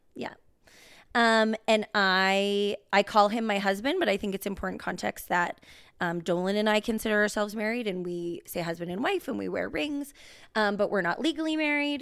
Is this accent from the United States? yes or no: no; Rocky Mountain House, Alberta, Canada; also born or lived in Lloydminster, Saskatchewan; we are from, as we've said in episodes before, Rocky Mountain House, Alberta.